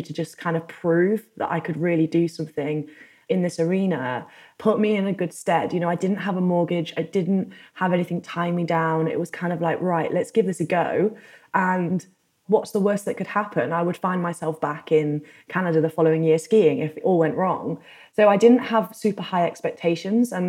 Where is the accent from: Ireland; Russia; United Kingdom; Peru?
United Kingdom; moved away as an adult; also born or lived in North America; my home country of the UK